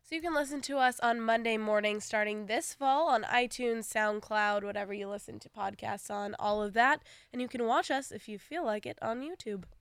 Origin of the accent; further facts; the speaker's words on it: Long Beach, California, United States; moved away; I'm from Southern California, Long Beach